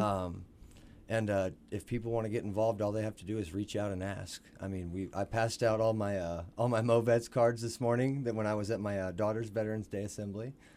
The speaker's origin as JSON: {"language": "English", "region": "Missouri", "country": "United States", "tie": "born or raised there", "said": "grew up in Marshland, Missouri."}